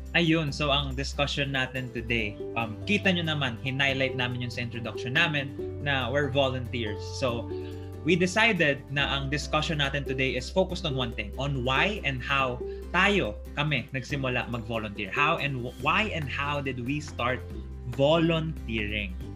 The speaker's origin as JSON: {"language": "Tagalog", "town": "Manila", "region": "Metro Manila", "country": "Philippines", "tie": "born or raised there", "said": "I was born and raised in Paco, Manila"}